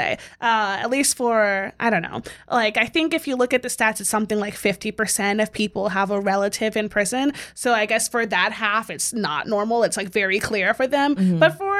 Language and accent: English; Southern Maryland, United States; I'm from Southern Maryland.